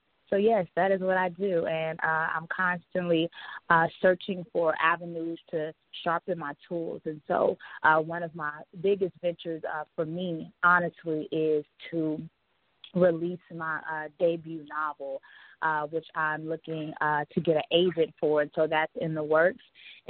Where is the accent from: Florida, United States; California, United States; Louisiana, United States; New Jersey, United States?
California, United States; Pasadena; also born or lived in Pine Bluff, Arkansas / Houston, Texas; now in Atlanta, United States; I'm originally from Pasadena, California. I later moved to Pine Bluff, Arkansas. So if there's any Arkansans in the house, what's up? After that, my family moved to Houston, Texas, and I now reside in Atlanta, Georgia.